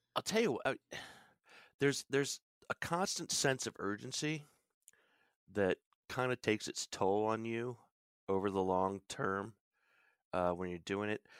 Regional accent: Williamsport, Pennsylvania, United States; moved away as an adult; also born or lived in Boston / Nantucket / New York City / Florida; I'm in the Williamsport, Pennsylvania area, which is northern central Pennsylvania, uh, we're the home of Little League Baseball. This is kinda where I grew up.

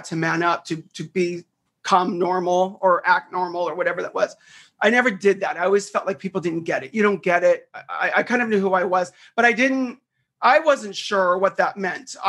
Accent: Southern California, United States; I grew up in Southern California. I'm like one of the rare few people that is from here

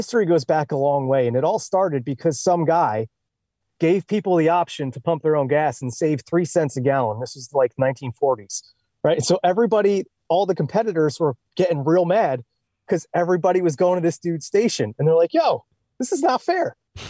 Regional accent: New Jersey, United States; Like, hey, we're from Jersey. We're the only ones who don't have to pump our own gas.

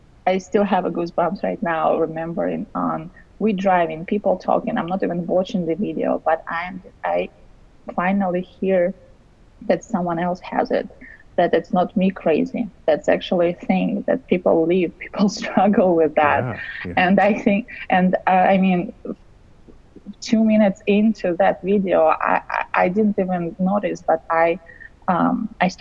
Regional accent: Russia; English is a second language; moved away; I'm originally from Russia

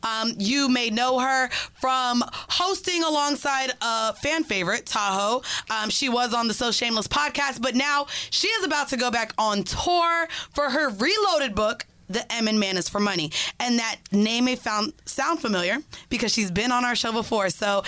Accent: Jamaica; I am Jamaican.

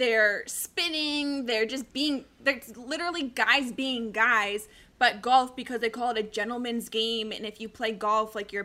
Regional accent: Colorado, United States; now in Arizona, United States; I grew up in Colorado, been a huge Avs fan my entire life

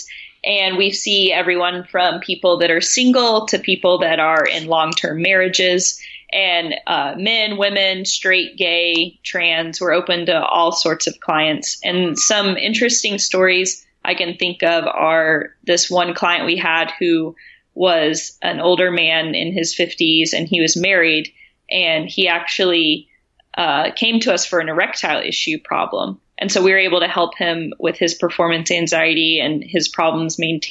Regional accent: Tennessee, United States; the context I grew up in was in Tennessee

